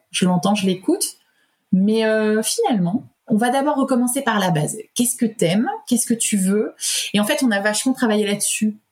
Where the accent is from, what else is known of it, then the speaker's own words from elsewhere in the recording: Paris region, Île-de-France, France; also born or lived in Auvergne; now in Clermont-Ferrand, France; je suis originaire de la région parisienne, mais enfin d'Auvergne et de région parisienne